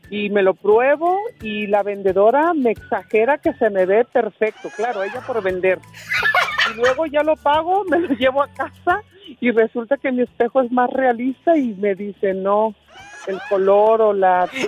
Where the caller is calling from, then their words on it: Ciudad Guzmán, Jalisco, Mexico; soy la maestra de Ciudad eh. Guzmán